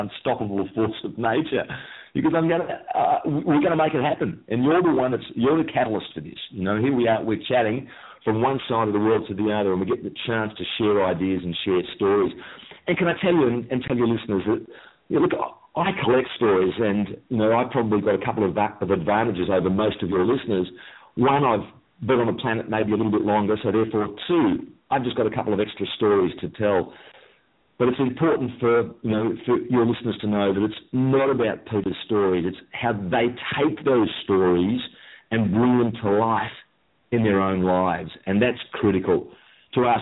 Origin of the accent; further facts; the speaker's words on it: Melbourne, Victoria, Australia; I'm from Melbourne, Australia.